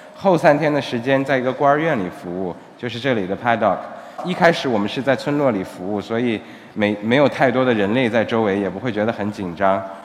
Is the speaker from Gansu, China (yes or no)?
no; Xinjiang, China; moved away as an adult; now in Cambodia; 我的家乡是新疆， 但是现在已经基本上成了半个柬埔寨人了